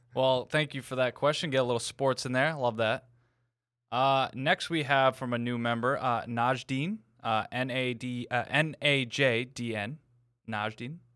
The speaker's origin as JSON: {"language": "English", "region": "New England", "country": "United States", "said": "I'm from New England"}